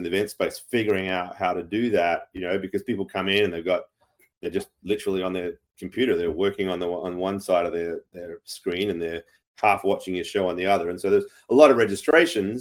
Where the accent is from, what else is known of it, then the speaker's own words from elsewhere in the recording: Australia; I'm an Aussie of Irish descent